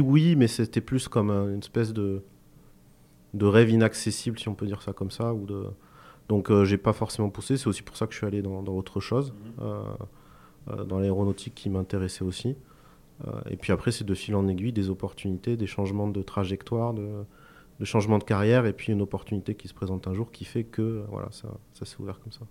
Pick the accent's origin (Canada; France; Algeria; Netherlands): France; Cahors, Occitania; je suis originaire de Cahors